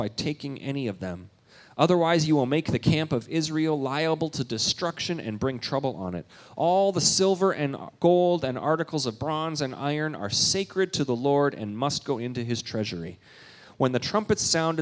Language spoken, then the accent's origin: English; Canada; moved away; I'm Canadian